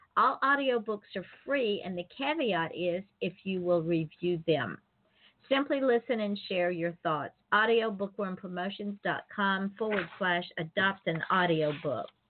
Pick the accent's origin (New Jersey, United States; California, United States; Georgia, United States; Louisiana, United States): Georgia, United States; Atlanta; Atlanta, my hometown